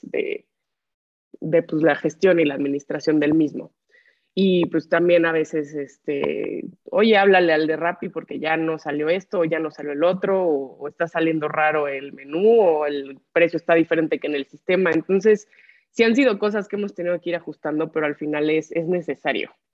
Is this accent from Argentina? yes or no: no; Acapulco, Guerrero, Mexico; yo soy nacida y crecida en, en Acapulco Guerrero